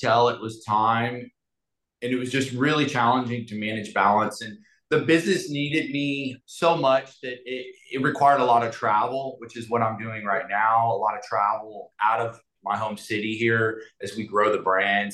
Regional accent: Galveston, Texas, United States; also born or lived in Houston; I grew up in Galveston with a lot of love, but not a lot of money

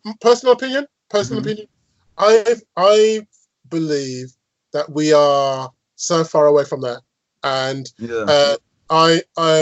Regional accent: Birmingham, West Midlands, United Kingdom; I'm from Birmingham, yes, and my team is Aston Villa

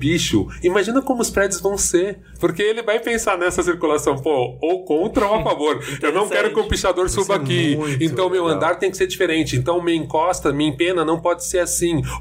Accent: São Paulo, Brazil; Eu sou muito paulistano

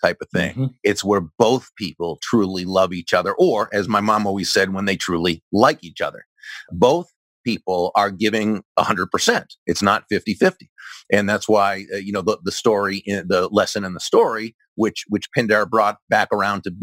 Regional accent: Boston, Massachusetts, United States; I'm from Massachusetts, the greater Boston area

